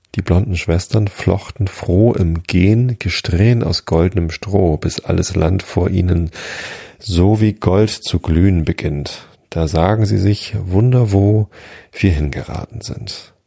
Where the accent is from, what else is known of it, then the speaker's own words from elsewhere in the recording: Northern Germany, Germany; Norddeutschland ist auch schön. Ich mag auch meine Heimat